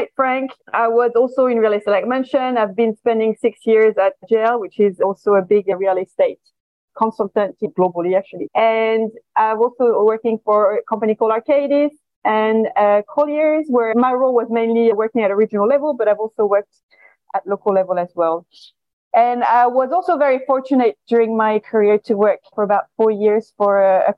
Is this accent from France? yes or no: yes; France; accent: French; moved away as an adult; also born or lived in China; now in Singapore; my accent is French.